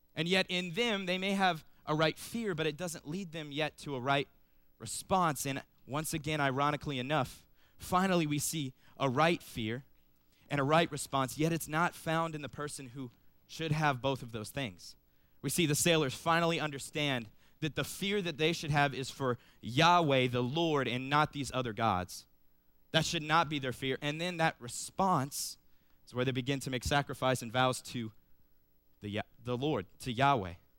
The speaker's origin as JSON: {"language": "English", "town": "Cincinnati", "region": "Ohio", "country": "United States", "also_born_or_lived": "Cedarville, Ohio", "moved": "as an adult", "said": "I'm originally from Cincinnati"}